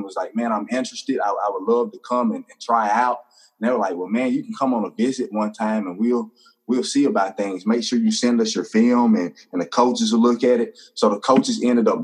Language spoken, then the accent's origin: English; Hattiesburg, Mississippi, United States; also born or lived in Brandon, Mississippi; I'm originally from Hattiesburg, Mississippi. I was born in a little town called Brandon, Mississippi. That's about an hour up the road, but came here to Hattiesburg not too far after that.